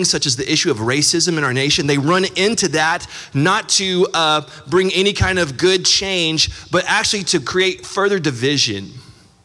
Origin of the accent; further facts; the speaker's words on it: Austin, Texas, United States; I grew up in Austin, Texas